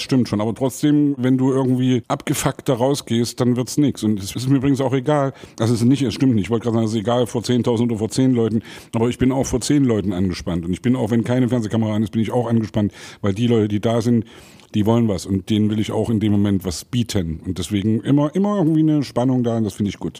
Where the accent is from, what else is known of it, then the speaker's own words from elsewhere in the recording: Saxony, Germany; als Sachse